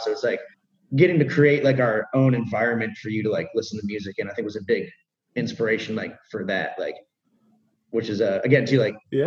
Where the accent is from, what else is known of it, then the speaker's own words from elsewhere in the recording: Cleveland, Ohio, United States; we're from Cleveland, like the Midwest